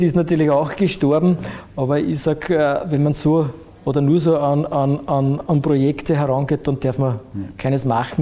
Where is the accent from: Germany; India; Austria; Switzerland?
Austria; Frauenkirchen, Burgenland; also born or lived in Eisenstadt; now in Vienna, Austria; Ja in Frankirchen aufgewachsen